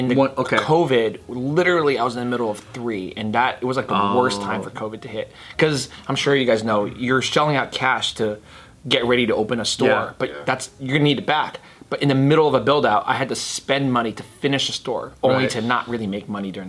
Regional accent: California, United States; I am from NorCal, but most of my energy, people are like, oh, you talk like

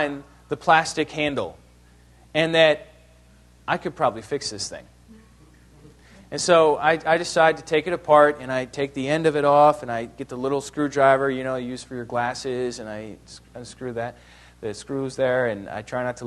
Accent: New York, United States; also born or lived in Ohio; I was born in Ohio, but I grew up in New York

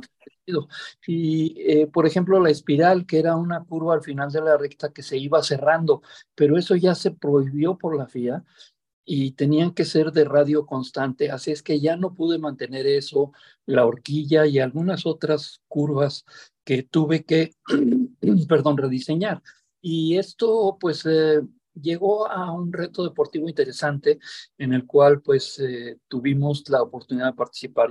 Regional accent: Mexico

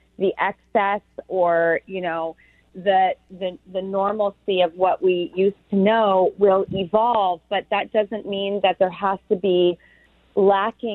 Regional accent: California, United States; I'm from California

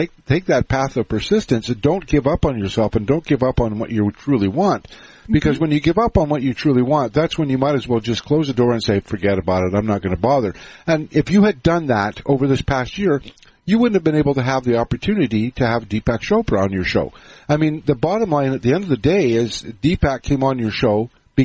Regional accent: Canada; I'm Canadian

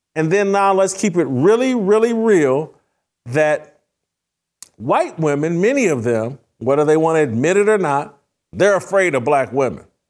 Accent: Indiana, United States; I'm from Indiana

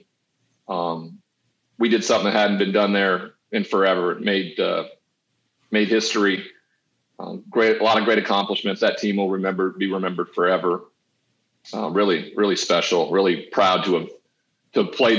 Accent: Montana, United States; born or raised there; moved away

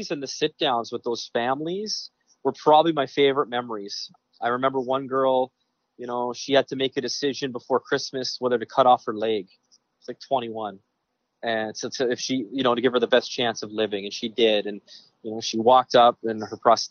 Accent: Western Canada, Canada; moved away; I grew up in Western Canada, CFL football, hockey

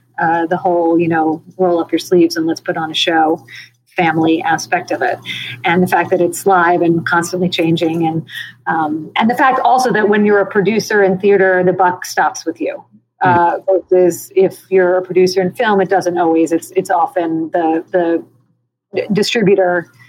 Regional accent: New York City, New York, United States; I grew up in New York City.

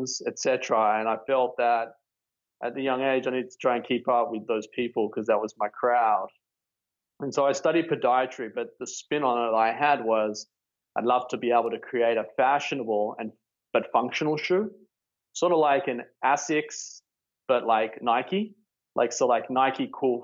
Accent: Sydney, New South Wales, Australia; moved away as an adult; also born or lived in Melbourne; I was born and raised in Sydney, Bondi Beach, or North Bondi.

